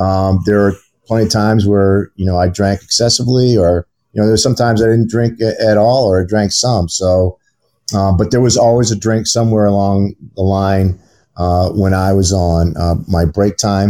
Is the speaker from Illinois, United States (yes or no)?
no; Maine, United States; I grew up in the great state of Maine